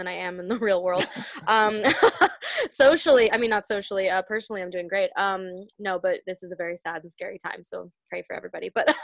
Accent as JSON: {"language": "English", "town": "Wayland", "region": "Massachusetts", "country": "United States", "also_born_or_lived": "New York", "moved": "as an adult", "said": "I'm from Wayland, Massachusetts, mm-hmm. Home of the Warrior"}